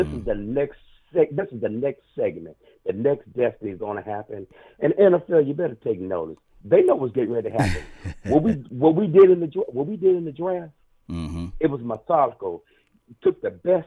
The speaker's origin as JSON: {"language": "English", "town": "Columbia", "region": "South Carolina", "country": "United States", "said": "I'm from Columbia, South Carolina."}